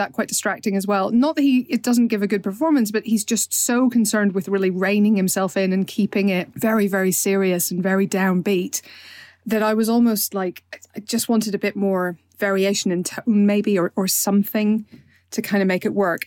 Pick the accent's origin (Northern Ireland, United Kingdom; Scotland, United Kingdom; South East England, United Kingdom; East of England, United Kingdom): Northern Ireland, United Kingdom; we're Northern Irish